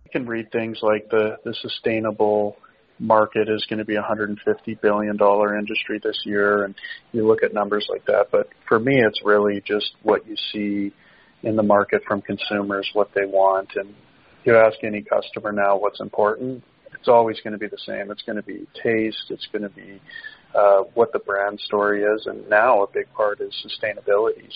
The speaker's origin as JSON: {"language": "English", "country": "Canada", "said": "as a Canadian"}